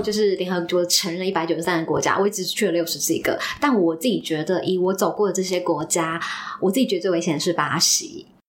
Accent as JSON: {"language": "Chinese", "country": "Taiwan", "said": "我来自一个这么安全的国家，台湾"}